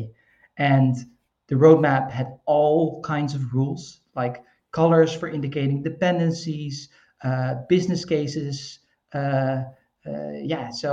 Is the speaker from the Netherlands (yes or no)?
yes; Netherlands; I'm from the Netherlands. We're kind of like wet swamp people